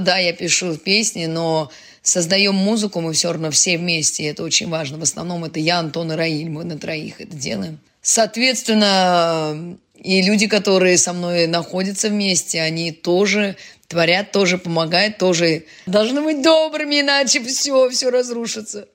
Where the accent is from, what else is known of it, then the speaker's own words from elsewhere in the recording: Saint Petersburg, Russia; now in Kazan, Russia; я же родилась в Ленинграде